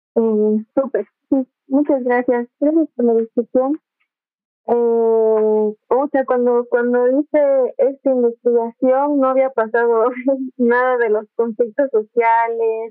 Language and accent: Spanish; Bolivia; la Bolivia que somos, que al final somos como una mezcla de todo